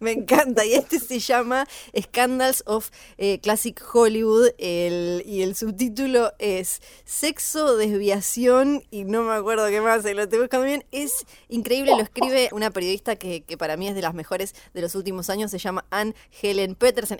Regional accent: Ushuaia, Tierra del Fuego, Argentina; now in Buenos Aires, Argentina; yo soy de Ushuaia, Tierra del Fuego

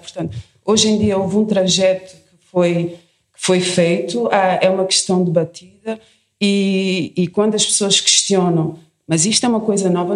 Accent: Portugal; sou portuguesa

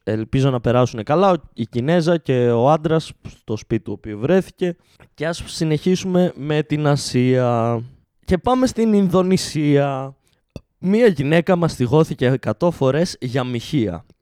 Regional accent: Greece; είμαστε Έλληνες

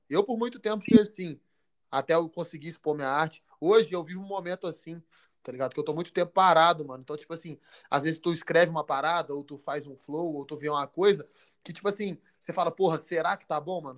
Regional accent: Belo Horizonte, Minas Gerais, Brazil; eu sou de BH, natural de BH

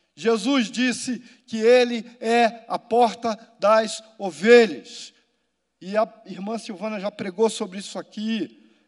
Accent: Rio de Janeiro, Brazil; Das favelas do Rio de Janeiro, onde eu fui criado e vivi, e de onde eu sou

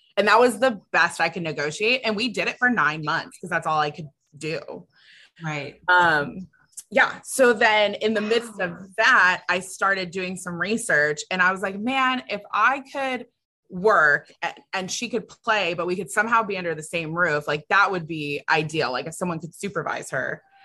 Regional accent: California, United States; now in Austin, United States; I'm from California. So like we don't have hurricane season

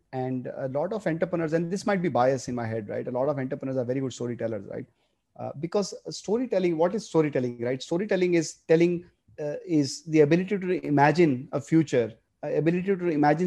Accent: Ahmedabad, Gujarat, India; moved away; also born or lived in Bombay / United States; I grew up in Ahmedabad

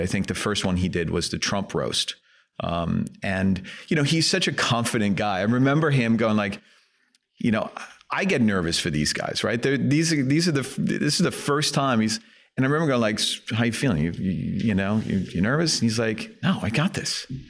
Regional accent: Helsingør, Capital Region of Denmark, Denmark; English is a second language; moved away; I grew up in Elsinore, um, which is a, uh, small town north of Copenhagen, uh, in Denmark

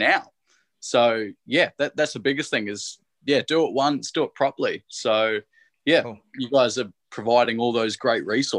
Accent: Sydney, New South Wales, Australia; No, so I'm from Sydney.

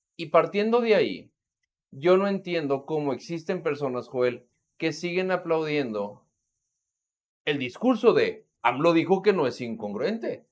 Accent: Mexico; como mexicano

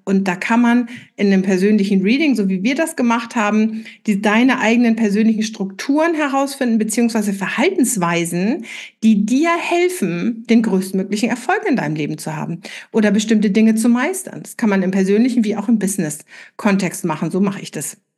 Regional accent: Flensburg, Schleswig-Holstein, Germany; in Flensburg, wo ich herkomme

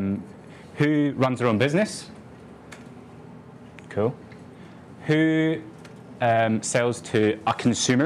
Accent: Edinburgh, Scotland, United Kingdom; I'm 23. I'm from Edinburgh.

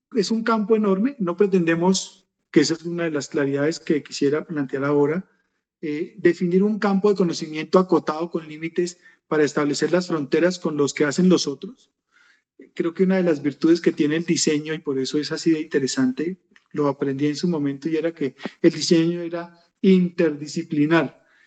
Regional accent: Colombia; soy colombiano, vivo en Bogotá

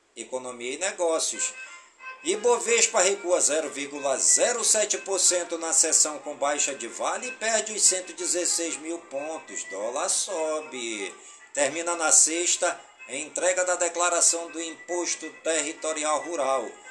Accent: Careiro da Várzea, Amazonas, Brazil; em todas as comunidades do Careiro da Vazia, minha cidade natal

